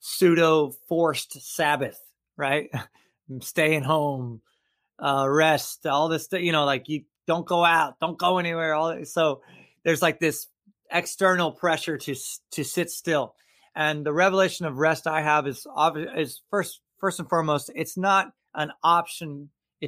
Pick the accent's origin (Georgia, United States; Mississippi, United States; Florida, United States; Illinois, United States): Florida, United States; Tampa; here in town in Tampa, Florida, my hometown, I love it. I'm third generation Tampa native.